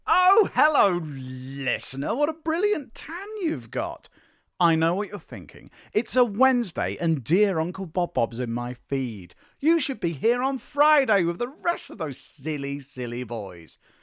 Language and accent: English; England, United Kingdom; I'm uniquely qualified as a Welshman, as I was born, raised, and have lived my entire life in England